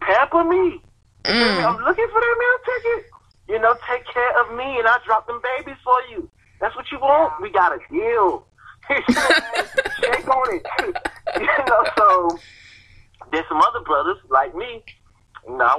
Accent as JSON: {"language": "English", "town": "Miami", "region": "Florida", "country": "United States", "moved": "yes", "said": "I'm from Miami"}